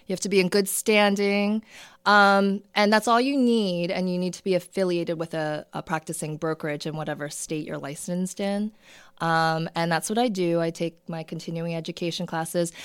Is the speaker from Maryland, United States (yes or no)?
yes; Towson, Maryland, United States; also born or lived in South Korea / Baltimore / Perry Hall, Maryland; now in Bel Air, United States; I grew up in the Towson, Parkville area.